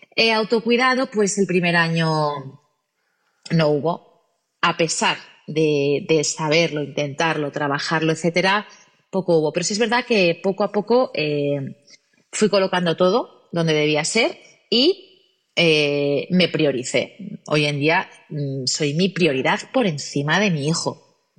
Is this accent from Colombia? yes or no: no; Gijón, Asturias, Spain; nacida en Gijón, Asturias